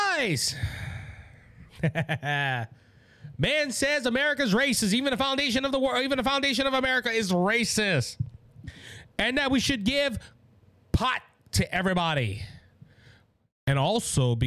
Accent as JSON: {"language": "English", "area": "Cajun", "region": "Louisiana", "country": "United States", "said": "I'm a Cajun"}